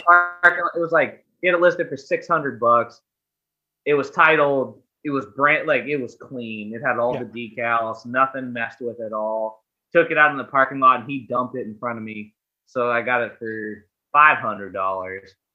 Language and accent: English; Pittsburgh, Pennsylvania, United States; I'm from Pittsburgh, Pennsylvania.